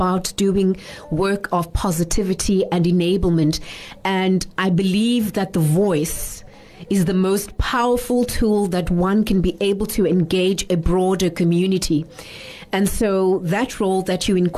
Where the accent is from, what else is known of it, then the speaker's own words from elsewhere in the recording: South Africa; also born or lived in Soweto, Gauteng / Langa, Western Cape / Ekurhuleni, Gauteng; I was born in Soweto, and I grew up in Langa Township as well as Ekuruleni